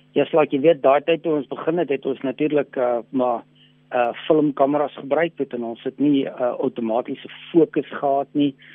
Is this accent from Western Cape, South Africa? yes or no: yes; Western Cape, South Africa; also born or lived in Loeriesfontein, Northern Cape; now in Pretoria, South Africa; ek het wel in die Kaap het ek groot geword en daar skool gegaan